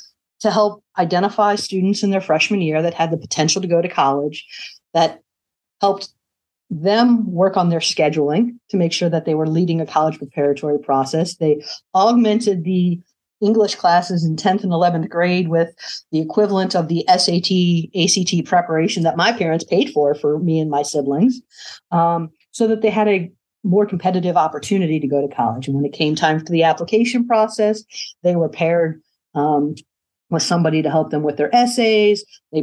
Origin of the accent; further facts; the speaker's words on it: Midwest, United States; But I'm a Midwesterner.